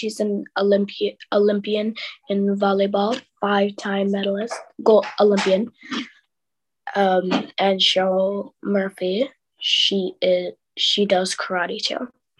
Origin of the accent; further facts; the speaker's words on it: Shrewsbury, West Midlands, United Kingdom; One of my awards was being Miss Shrewsbury in my hometown.